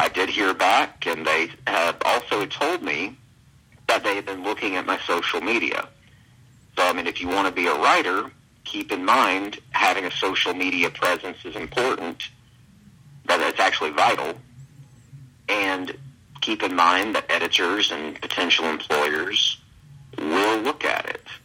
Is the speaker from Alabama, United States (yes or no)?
yes; Alabama, United States; I'm from Alabama